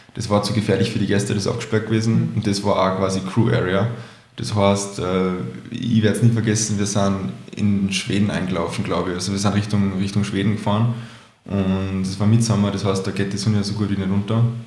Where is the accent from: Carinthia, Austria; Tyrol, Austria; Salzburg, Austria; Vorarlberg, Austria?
Salzburg, Austria; ich bin ursprünglich aus Salzburg